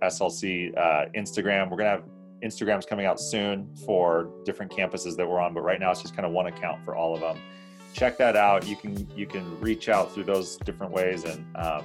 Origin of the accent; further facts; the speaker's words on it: the Northwest, Pacific Northwest, United States; now in Salt Lake City, United States; I grew up in the Northwest